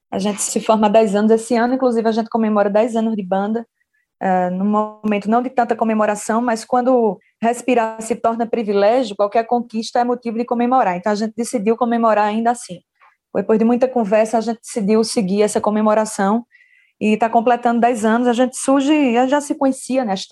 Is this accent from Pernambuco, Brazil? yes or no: yes; São José do Egito, Pernambuco, Brazil; sou de São José do Egito, sertão do Pajeú